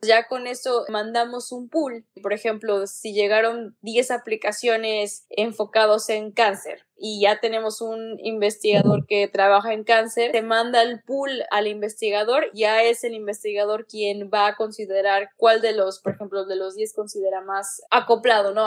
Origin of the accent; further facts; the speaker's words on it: Mexico; moved away as an adult; also born or lived in Manchester, England; now in Montreal, Canada; soy mexicana